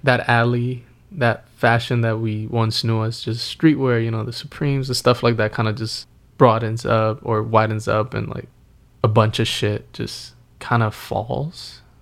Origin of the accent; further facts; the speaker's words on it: Northeast, United States; growing up in the Northeast